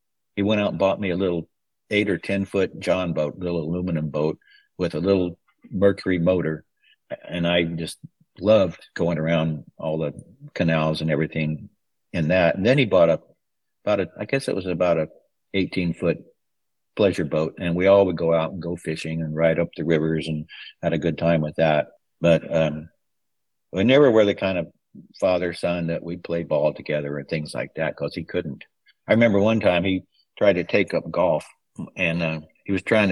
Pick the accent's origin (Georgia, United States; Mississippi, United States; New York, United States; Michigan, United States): Mississippi, United States; now in Central Coast, California, United States; We're both from Mississippi